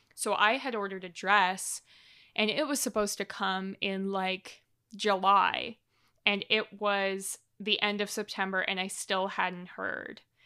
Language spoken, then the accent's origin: English; Canada; as a Canadian